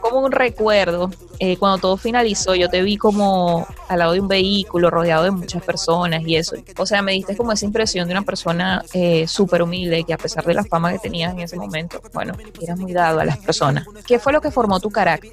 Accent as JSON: {"language": "Spanish", "town": "Barquisimeto", "region": "Lara", "country": "Venezuela", "said": "yo soy de Barquisimeto"}